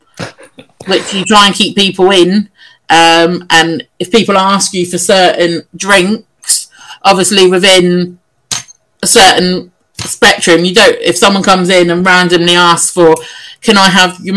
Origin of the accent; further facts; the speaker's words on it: Portsmouth, South East England, United Kingdom; moved away; I'm not from London. I'm from Portsmouth.